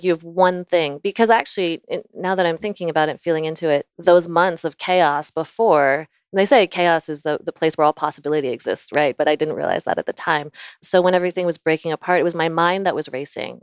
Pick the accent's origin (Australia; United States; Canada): United States; Virginia; also born or lived in Florida; I was born in Florida. I lived in Virginia for most of my life.